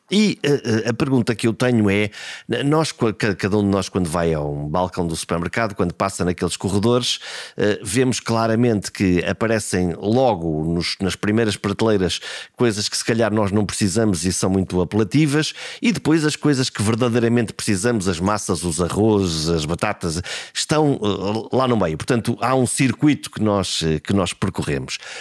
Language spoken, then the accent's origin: Portuguese; Portugal; aquilo que nós somos como portugueses